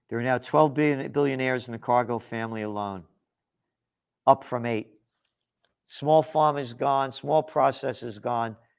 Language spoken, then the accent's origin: English; United States; I'm an American.